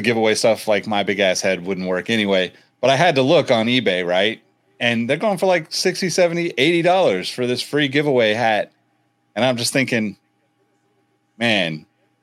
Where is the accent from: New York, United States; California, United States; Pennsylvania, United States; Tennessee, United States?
California, United States; Northern; We're all from Northern California